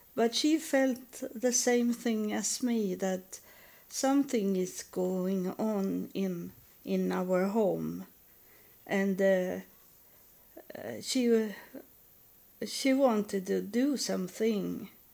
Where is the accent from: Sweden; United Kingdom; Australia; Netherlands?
Sweden; also born or lived in United States / Helsingborg, Sweden; I was born in Sweden, and I now I live in Sweden also